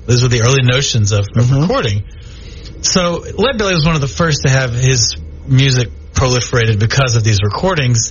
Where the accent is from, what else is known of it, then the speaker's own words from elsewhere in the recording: Texas, United States; also born or lived in Louisiana; now in Shreveport, United States; I'm a Texan, okay? I was born and raised in Texas. And so I came over here to Louisiana